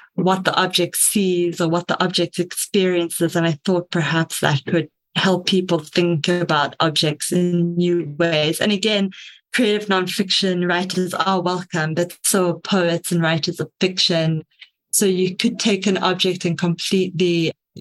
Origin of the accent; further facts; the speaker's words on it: Cape Town, Western Cape, South Africa; I am from Cape Town, South Africa